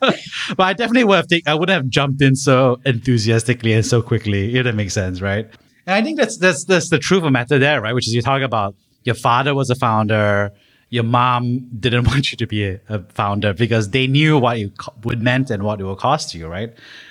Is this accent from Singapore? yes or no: yes; Singapore; one of the benefits of growing up in Singapore for so many folks is like there's such a huge sense of security. There's no fear, right?